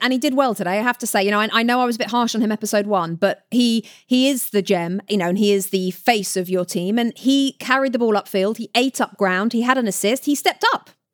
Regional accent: United Kingdom; now in United States; I'm from Great Britain

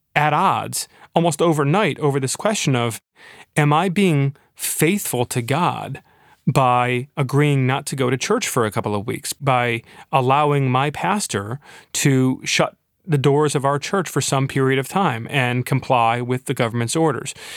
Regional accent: Michigan, United States; Floodgate in my hometown

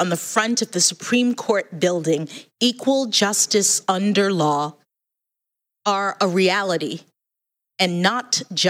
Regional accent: Washington, District of Columbia, United States; When I was born here in Washington, my parents were public school teachers.

